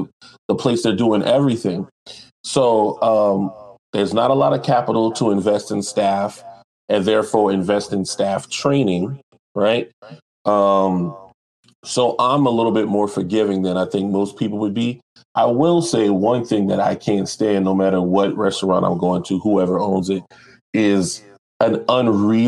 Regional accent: North Charleston, South Carolina, United States; I'm from North Charleston. That's where I live at. I'm still here.

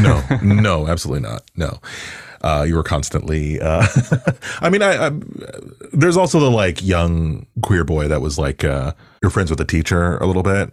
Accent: Toronto, Ontario, Canada; also born or lived in Pickering; I grew up in Agent Court in particular

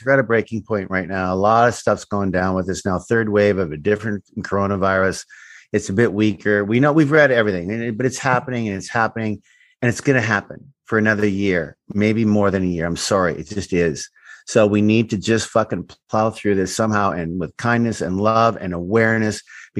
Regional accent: Canada; also born or lived in United States; I'm Canadian. Obviously, I'm American too. Proud of both. But I have an opportunity to spend time in Canada.

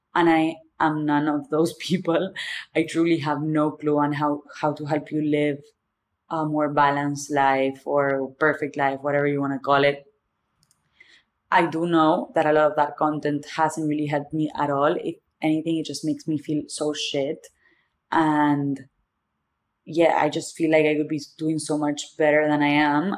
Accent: Argentina; accent: thick accent; English is a second language; moved away as an adult; also born or lived in Boston; now in New York, United States; The thick accent is because I'm from Argentina

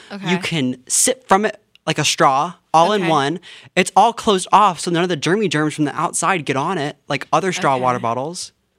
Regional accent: Greenville, North Carolina, United States; moved away; I'm from Greenville, North Carolina. I'm a junior acting major here at TCU.

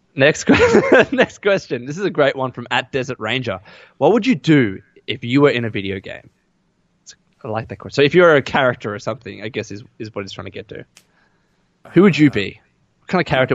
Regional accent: Australia; accent: Aussie; my Aussie accent

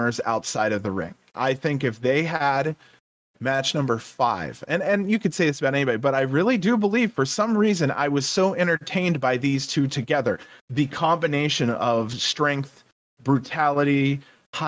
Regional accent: Ohio, United States; I'm from Ohio

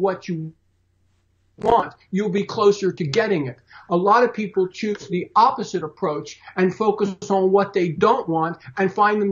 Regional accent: Philadelphia, Pennsylvania, United States; I was born and raised in Philly

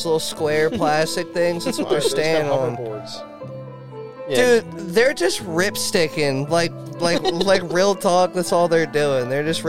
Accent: Reading, Pennsylvania, United States; When I was in Punta Cana, when people were like, yo, Reading. Where are you from? I said Philly. You do not say Reading.

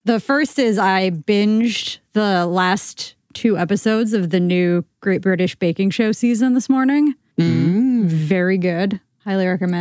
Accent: United States; I'm American

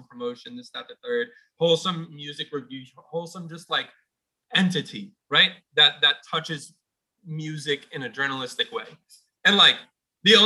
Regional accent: Poughkeepsie, New York, United States; I was growing up in Poughkeepsie

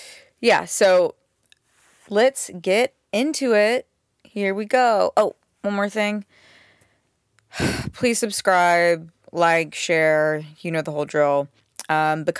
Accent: Knoxville, Tennessee, United States; now in Los Angeles, United States; I'm from Knoxville, Tennessee

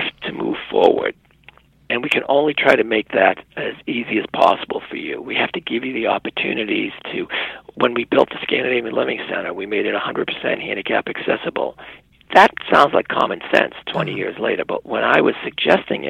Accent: United States; as an American

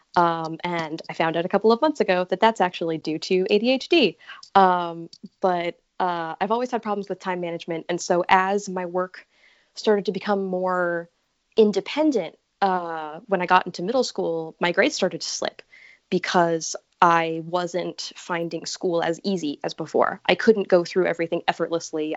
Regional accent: Connecticut, United States; I am from Connecticut.

